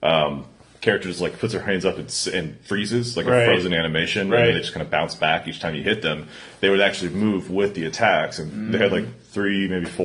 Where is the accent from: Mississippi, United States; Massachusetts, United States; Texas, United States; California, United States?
Texas, United States; Houston; moved away as an adult; also born or lived in San Antonio, Texas; now in Austin, United States; Chris and I are both from Houston